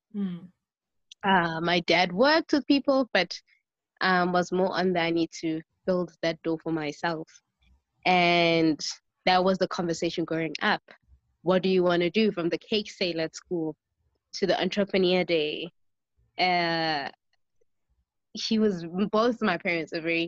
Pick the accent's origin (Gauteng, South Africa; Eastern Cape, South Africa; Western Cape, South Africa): Gauteng, South Africa; Johannesburg; also born or lived in East Rand; I grew up in the suburbs of the north of Johannesburg, and then later on moved to the East Rand.